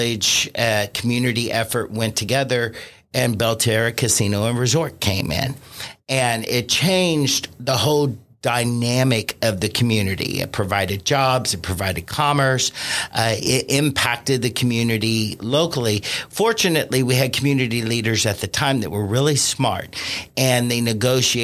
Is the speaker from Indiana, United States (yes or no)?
yes; Vevay, Indiana, United States; I was born and raised in Vivi, Indiana